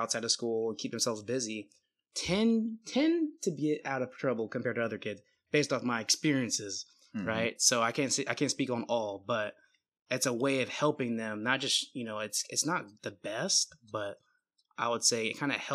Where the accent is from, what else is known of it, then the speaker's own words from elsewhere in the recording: Bay Area, California, United States; also born or lived in Oregon; now in Seattle, United States; I'm from the Bay Area originally, but, you know, I live in Seattle, Washington.